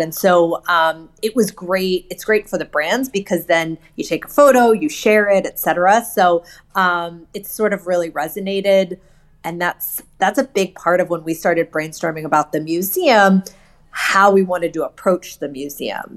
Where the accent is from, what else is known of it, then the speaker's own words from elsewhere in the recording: Hershey, Pennsylvania, United States; I grew up in Hershey, Pennsylvania